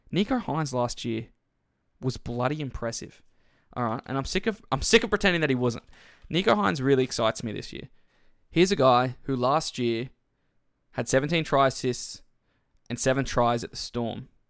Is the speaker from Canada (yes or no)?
no; Queensland, Australia; as a Queenslander